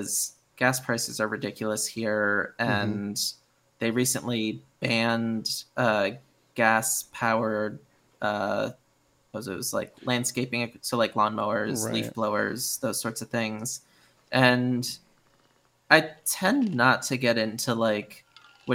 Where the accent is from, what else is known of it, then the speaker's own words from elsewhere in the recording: Connecticut, United States; moved away as an adult; also born or lived in Boston; now in California, United States; I grew up in Connecticut